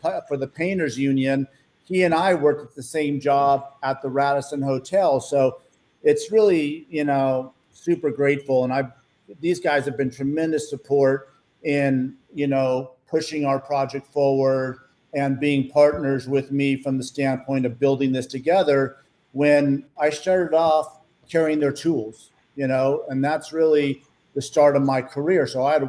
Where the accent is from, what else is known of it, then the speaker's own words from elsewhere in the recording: Stockton, California, United States; also born or lived in Los Angeles, California; I grew up in Stockton, California